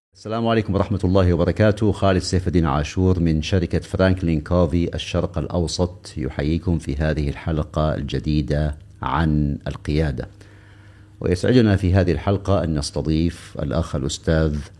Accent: Saudi Arabia; أنا كسعودي

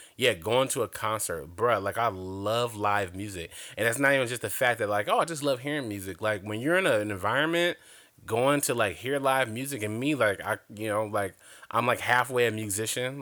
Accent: Compton, California, United States; I grew up in L A, so all of L A, well, I grew up in Compton to be exact

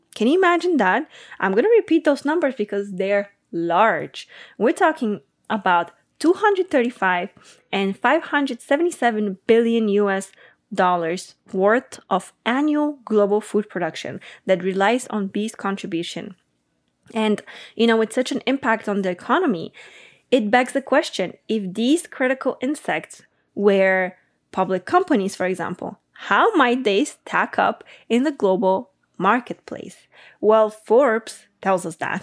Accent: Bulgaria; I'm from Bulgaria

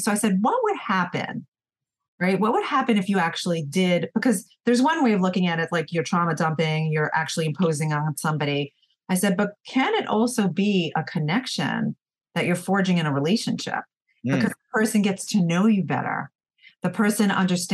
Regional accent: New York, United States; I'm from New York, so we're very fast paced

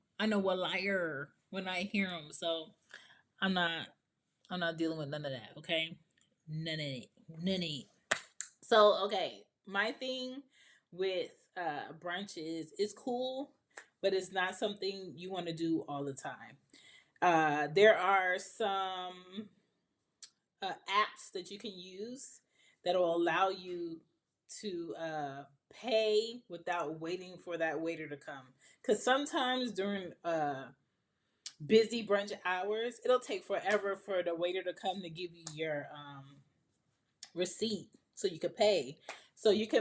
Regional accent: Jamaica; I'm Jamaican

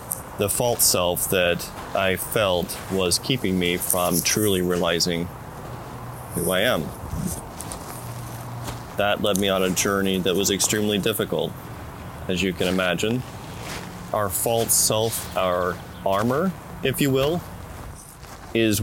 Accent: the South, United States; moved away as an adult; also born or lived in West Coast; I was born and raised in the South

